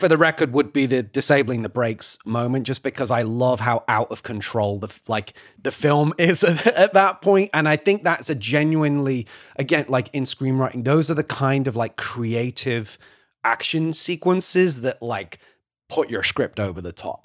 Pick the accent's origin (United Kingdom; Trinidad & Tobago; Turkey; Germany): United Kingdom; moved away as an adult; now in United States; a Brit who's been living here for, for ten years